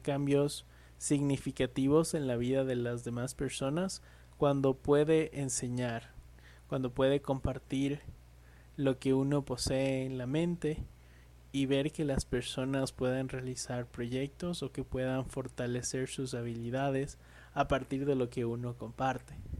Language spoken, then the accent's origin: Spanish; Ecuador; soy ecuatoriano